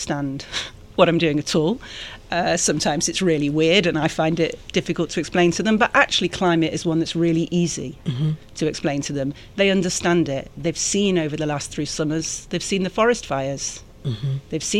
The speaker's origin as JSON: {"language": "English", "town": "Manchester", "region": "North West England", "country": "United Kingdom", "tie": "born or raised there", "also_born_or_lived": "Macedonia / Brussels", "moved": "as an adult", "lives_now": "Atlanta, United States", "said": "I grew up in Manchester in the north of England."}